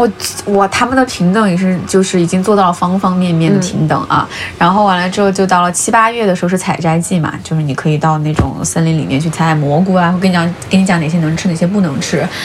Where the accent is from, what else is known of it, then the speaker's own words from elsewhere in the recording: Sichuan, China; moved away; also born or lived in Paris / Sweden; 我小时候在跟爷爷奶奶长大，爷爷奶奶是就是 嗯，就四川特别老那辈就不愿意离开农村那种